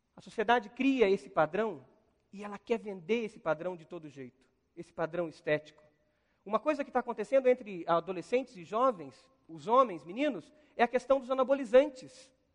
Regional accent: Brazil; como brasileiro

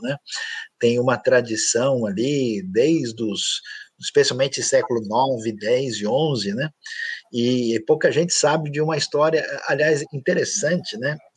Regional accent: Brazil; eu sou do Brasil

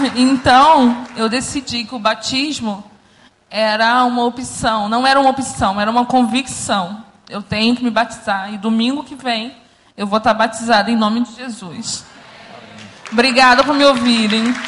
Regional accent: Rio de Janeiro, Brazil; Eu cresci aqui no Recreio, numa comunidade

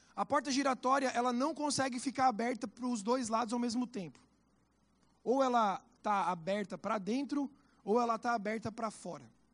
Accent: Santa Catarina, Brazil; now in Curitiba, Brazil; da onde eu venho, que sou de Santa Catarina, chama bergamota

